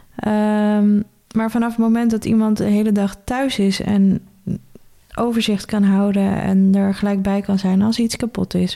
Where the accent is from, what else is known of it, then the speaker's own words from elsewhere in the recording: Benthuizen, South Holland, Netherlands; also born or lived in Zoeterwoude; Ik ben opgegroeid of geboren in Benthuizen